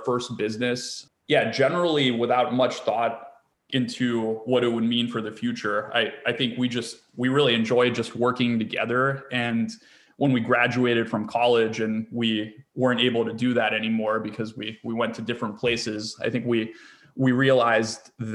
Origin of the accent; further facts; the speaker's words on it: East Coast, United States; moved away as an adult; also born or lived in California / San Francisco / New York; I grew up on the East Coast